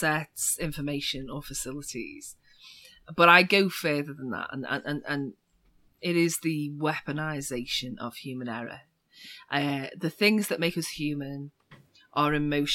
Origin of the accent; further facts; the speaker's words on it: Liverpool, North West England, United Kingdom; I'm from Liverpool in the UK, and we're famous for two things in Liverpool